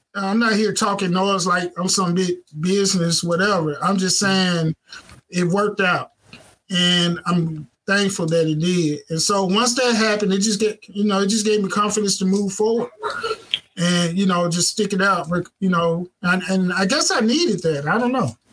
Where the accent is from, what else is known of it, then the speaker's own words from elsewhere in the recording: Clarksdale, Mississippi, United States; moved away as an adult; now in Southaven, United States; we were living in, um, in a, in Clarksdale, Mississippi. That's where I'm from. That's my hometown.